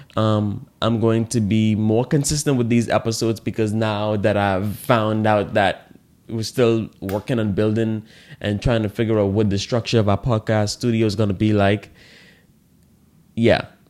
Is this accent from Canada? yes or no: no; Bahamas; In the Bahamas here, I didn't, like, learn growing up gratitude